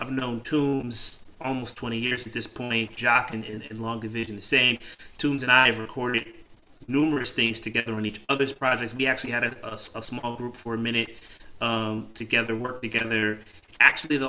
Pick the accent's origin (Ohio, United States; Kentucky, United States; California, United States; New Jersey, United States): New Jersey, United States; now in New York City, United States; I'm originally from Jersey, but I'd been here at that point for like 15 years